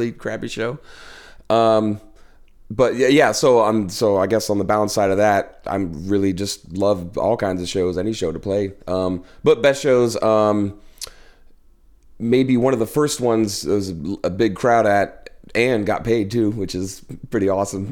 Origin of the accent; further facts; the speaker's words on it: Claremont, New Hampshire, United States; moved away as an adult; now in New York, United States; my hometown, Claremont